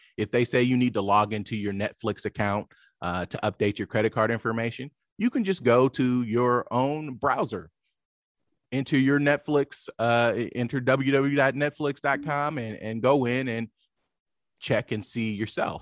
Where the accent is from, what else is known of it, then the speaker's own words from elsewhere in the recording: Lawton, Oklahoma, United States; moved away as an adult; also born or lived in Washington, D.C. / London; I grew up in Lawton, Oklahoma, which is a small town